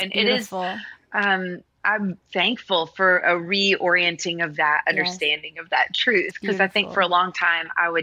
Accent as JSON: {"language": "English", "town": "Nashville", "region": "Tennessee", "country": "United States", "tie": "born or raised there", "said": "I grew up in Nashville in studios."}